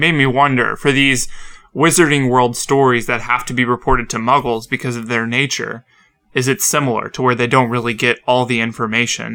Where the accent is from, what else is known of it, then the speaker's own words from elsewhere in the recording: the South, United States; I'm from the South and I say an aunt